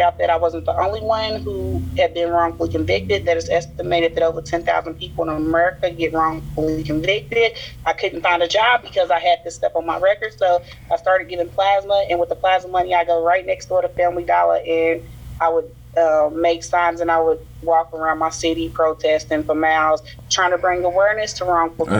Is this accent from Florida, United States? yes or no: no; Louisville, Kentucky, United States; I'm an exoneree from Louisville, Kentucky